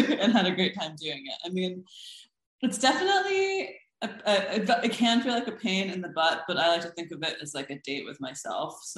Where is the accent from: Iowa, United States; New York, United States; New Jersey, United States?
Iowa, United States; Des Moines; moved away as an adult; also born or lived in Boston; now in Philadelphia, United States; I grew up in Des Moines, Iowa, where my mother got a job there